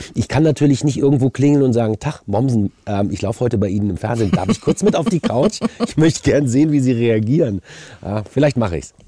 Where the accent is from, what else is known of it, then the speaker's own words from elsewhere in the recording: Düsseldorf, North Rhine-Westphalia, Germany; moved away as an adult; now in Berlin, Germany; ich komme aus Düsseldorf